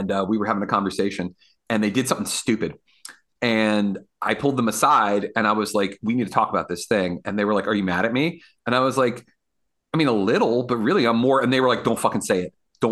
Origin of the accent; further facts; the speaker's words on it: Woodbridge, Virginia, United States; now in Fredericksburg, United States; living here and living in Fredericksburg and growing up in Woodbridge is a weird town